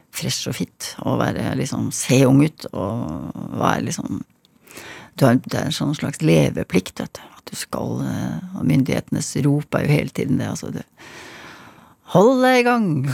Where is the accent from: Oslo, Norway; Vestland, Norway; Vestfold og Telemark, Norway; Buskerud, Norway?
Buskerud, Norway; Hønefoss; Jeg vokste opp i Hønefoss.